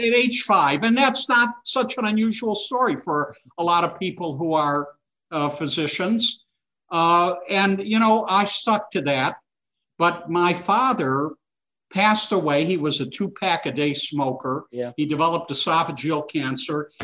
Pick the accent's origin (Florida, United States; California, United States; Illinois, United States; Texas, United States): Illinois, United States; Chicago; I was born in Chicago uh, to two immigrant parents uh, who came from Eastern Europe